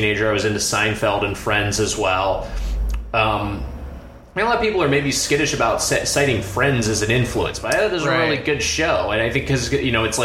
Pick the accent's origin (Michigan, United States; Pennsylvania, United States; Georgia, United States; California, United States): California, United States; Lakewood; now in Los Angeles, United States; I'm originally from Lakewood, California, which is a suburb right next to Long Beach